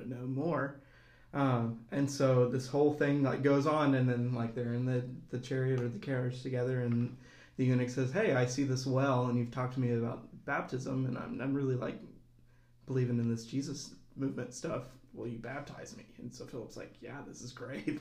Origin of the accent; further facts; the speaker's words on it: Auburn, Alabama, United States; moved away as an adult; now in Bloomington, United States; a part time parishioner here at Holy Trinity uh, since this is my hometown as well